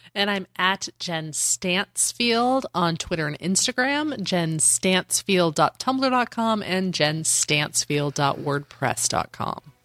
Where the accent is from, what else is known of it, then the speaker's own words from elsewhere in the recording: Denver, Colorado, United States; I'm from Denver.